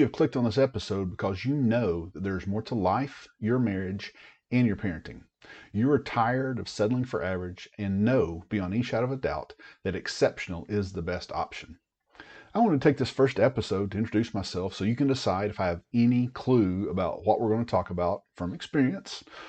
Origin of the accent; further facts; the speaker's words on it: East Tennessee, United States; moved away as an adult; also born or lived in Oklahoma / Germany / Washington State; I grew up in East Tennessee